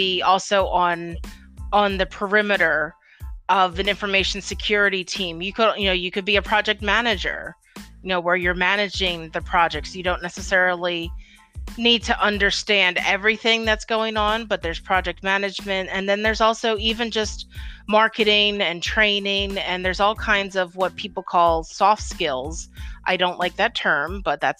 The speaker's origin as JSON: {"language": "English", "town": "Philadelphia", "region": "Pennsylvania", "country": "United States", "said": "I'm from Philadelphia"}